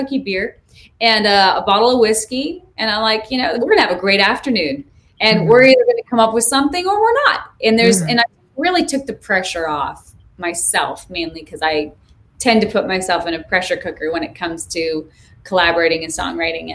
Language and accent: English; Montana, United States; now in Greensboro, United States; growing up in Montana